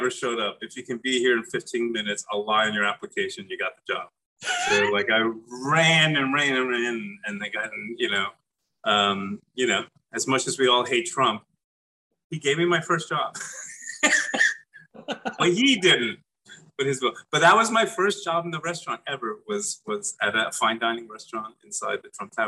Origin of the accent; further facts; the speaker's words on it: New York City, New York, United States; moved away as an adult; now in Louisville, United States; So I grew up in Brooklyn, and I worked just restaurant jobs